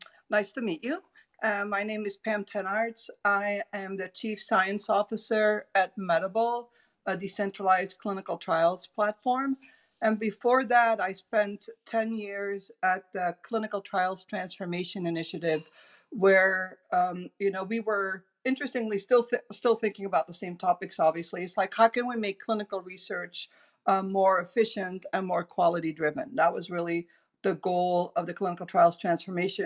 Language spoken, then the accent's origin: English; Belgium; moved away as an adult; also born or lived in Leuven, Belgium; now in Florida, United States; I'm originally from Belgium